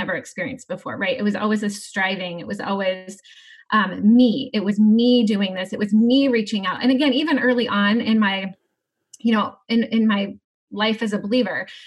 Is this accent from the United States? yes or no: yes; Atlantic, Iowa, United States; Southwest Iowa. So I grew up in Atlantic